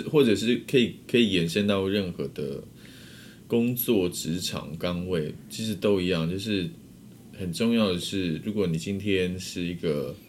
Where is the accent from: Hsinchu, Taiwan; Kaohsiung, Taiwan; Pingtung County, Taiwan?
Pingtung County, Taiwan; 回我的故乡，